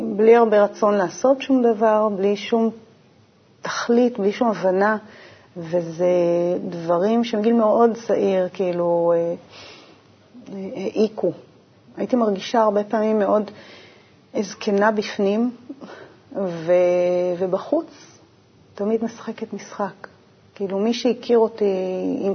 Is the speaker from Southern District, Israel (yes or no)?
yes; Urim, Southern District, Israel; moved away as an adult; also born or lived in Beersheba; בדרום אני אה, נולדתי, גדלתי, יותר נכון, בקיבוץ אורים. נולדתי בבאר